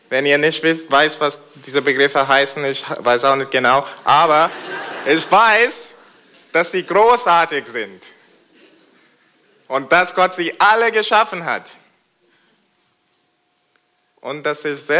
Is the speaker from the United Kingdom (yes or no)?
yes; United Kingdom; German is a second language; now in Germany; Da ihr in Deutschland kein Königshaus habt, äh, weiß es nicht, ob ihr Majestät und Pracht kennt. Ich komme aus Großbritannien. Man sieht doch, oder? Und, aber das stimmt. Und da haben wir das Königshaus.